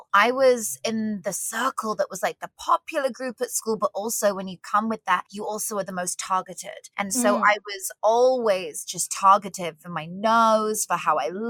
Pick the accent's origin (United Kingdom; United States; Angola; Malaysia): United Kingdom; now in Vancouver, Canada; I was born in the UK